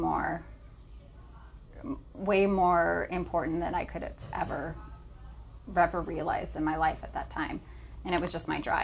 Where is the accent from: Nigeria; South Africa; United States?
United States; California; also born or lived in Idaho; I was from California